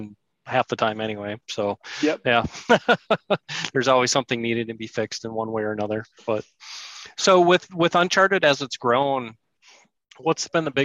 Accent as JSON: {"language": "English", "town": "Barron", "region": "Wisconsin", "country": "United States", "tie": "born or raised there", "said": "I'm from Baron"}